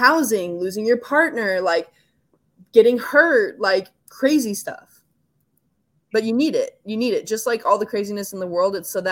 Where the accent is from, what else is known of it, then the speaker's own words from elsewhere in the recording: California, United States; I'm from California, so like forest fires are very like big in my life